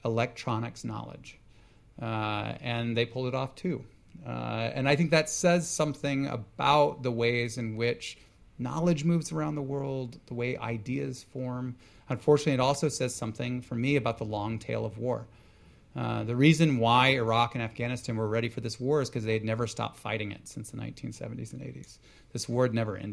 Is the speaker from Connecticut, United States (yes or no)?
no; Houston, Texas, United States; moved away; also born or lived in Baltimore; I grew up in Houston, Texas on the bayou.